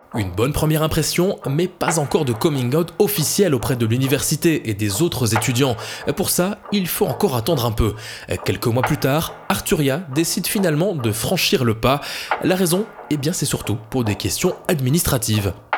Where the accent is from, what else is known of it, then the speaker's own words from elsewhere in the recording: Belgium; chez nous en Belgique